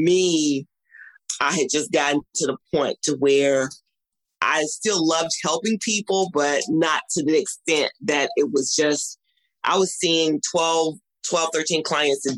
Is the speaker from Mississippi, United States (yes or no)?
yes; Mississippi, United States; growing up in Mississippi